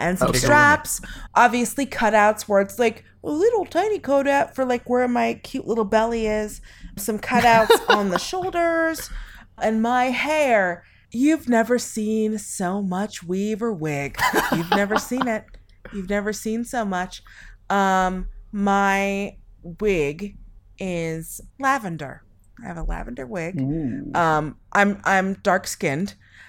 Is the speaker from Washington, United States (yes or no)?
yes; Seattle, Washington, United States; I am hailing from Seattle, Washington.